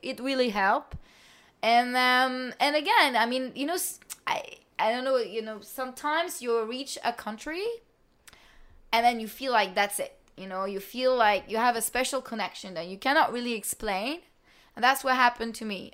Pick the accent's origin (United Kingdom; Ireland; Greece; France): France; moved away as an adult; also born or lived in New York / South Sudan; I'm from France